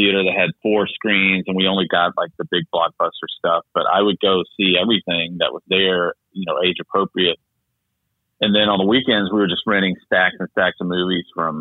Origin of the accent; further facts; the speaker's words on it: the South, United States; I grew up in the South, small town.